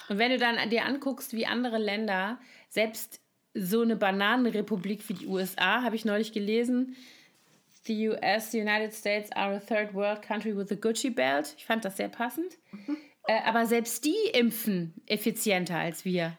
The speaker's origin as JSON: {"language": "German", "town": "Koblenz", "region": "Rhineland-Palatinate", "country": "Germany", "tie": "born or raised there", "moved": "yes", "said": "in meiner Heimatstadt Koblenz"}